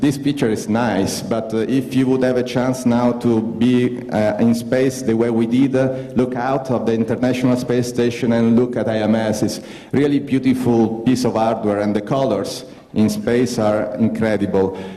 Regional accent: Italy; English is a second language

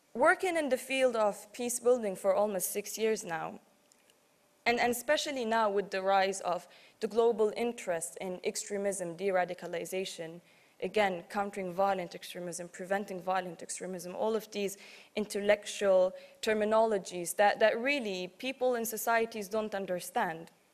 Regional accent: Tripoli, Tripoli District, Libya; I'm from Tripoli, the west

